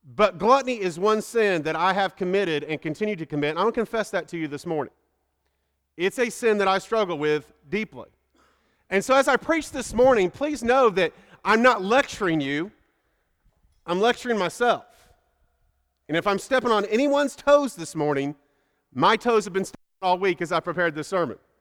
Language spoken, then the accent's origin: English; Indiana, United States; moved away; I grew up in Indiana, and that's a steak and potato place